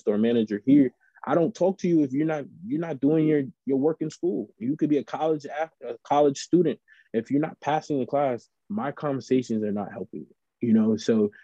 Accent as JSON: {"language": "English", "town": "New York City", "region": "New York", "country": "United States", "tie": "born or raised there", "moved": "as an adult", "lives_now": "Middletown, New York, United States", "said": "growing up in New York City"}